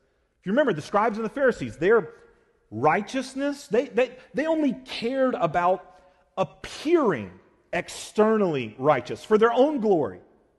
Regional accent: Georgia, United States; I've shared with y'all before that I grew up in South Georgia, and in this specific area I grew up in, almost every kid that I knew that lived around me had a four-wheeler.

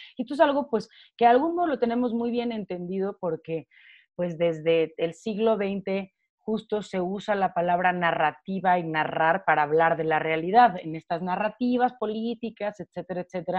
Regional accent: Mexico; siendo mexicana, habiendo estado casi toda mi vida en, bueno, hasta, hasta la media superior

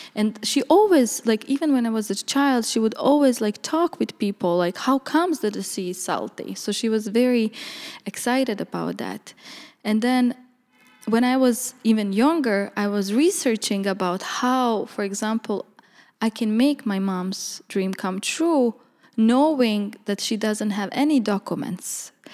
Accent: Bihać, Federation of Bosnia and Herzegovina, Bosnia & Herzegovina; moved away as an adult; also born or lived in Banja Luka, Bosnia / New York, United States; now in Amsterdam, Netherlands; originally I'm from Bosnia, in a small town called Bihac, from the village Różyca. It's Roma village. And, uh, I grew up basically there

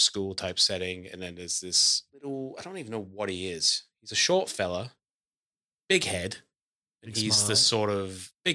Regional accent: Scotland, United Kingdom; when I was growing up in Scotland, my high school, which was nice with secondary, was conjoined with the Musical Theatre of Scotland

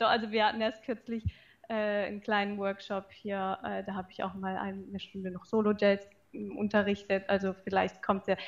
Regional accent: Pforzheim, Baden-Württemberg, Germany; now in Karlsruhe, Germany; ich komme aus Karlsruhe und auch ursprünglich äh, nicht hierher, aber aus Pforzheim ist nicht weit weg von hier.

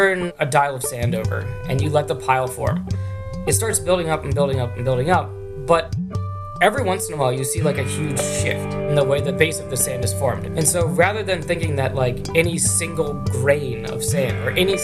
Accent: Pittsburgh, Pennsylvania, United States; moved away as an adult; also born or lived in Hamburg, Germany / Michigan; Carnegie Mellon, which is actually in my hometown of Pittsburgh

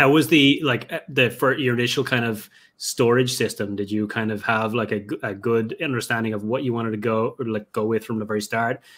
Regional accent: Ireland; moved away; my hometown over in Ireland

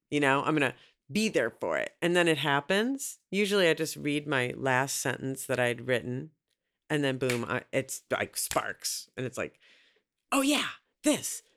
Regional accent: Minneapolis, Minnesota, United States; I'm from Minneapolis

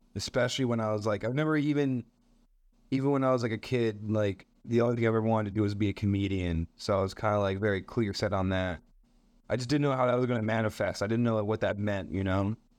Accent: Montreal, Quebec, Canada; I'm a comedian from Montreal. Uh, I was born here.

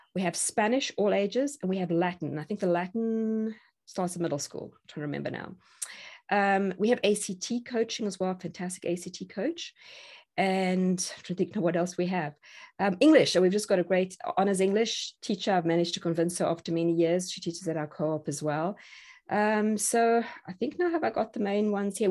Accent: South Africa; moved away as an adult; now in Tennessee, United States; I'm South African

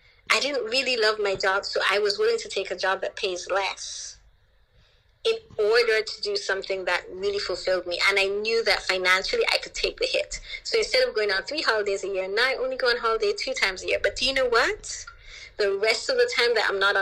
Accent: Anguilla; also born or lived in Jamaica; I grew up in Anguilla

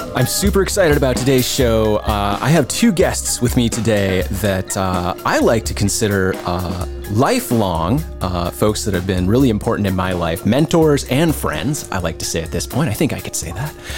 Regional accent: Decorah, Iowa, United States; side of Decorah. I grew up on North Street as a kid until my folks moved just up out of town.

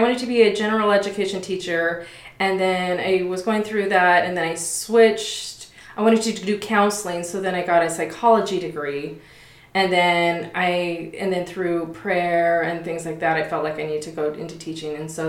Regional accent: Las Vegas, Nevada, United States; born and raised in Vegas. I've been a member of the church my whole life.

